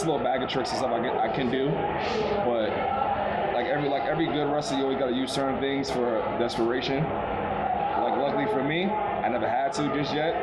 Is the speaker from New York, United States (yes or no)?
yes; New York City, New York, United States; I am from Brooklyn.